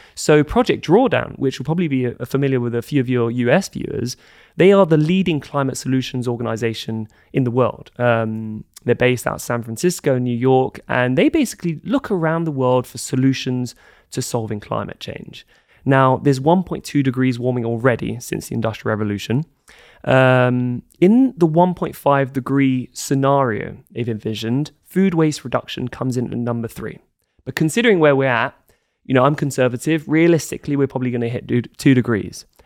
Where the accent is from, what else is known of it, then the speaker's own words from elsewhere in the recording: London, United Kingdom; moved away as an adult; also born or lived in Scotland / Denmark; I grew up in London, very kind of middle class, su-, suburban upbringing